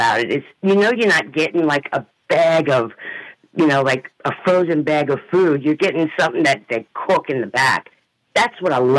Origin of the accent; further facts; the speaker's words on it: New Orleans area, Louisiana, United States; I grew up right around Manuals. I used to go over there and get my little brown bag of tamales.